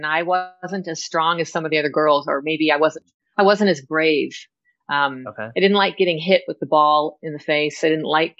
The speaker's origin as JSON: {"language": "English", "region": "Southern California", "country": "United States", "tie": "born or raised there", "said": "I grew up in Southern California"}